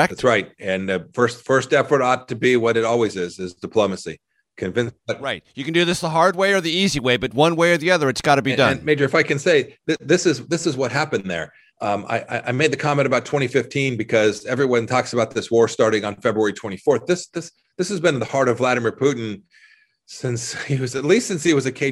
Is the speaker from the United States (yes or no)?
yes; Kansas, United States; In the short run, I'm from Kansas, red winter wheat, high prices, all good.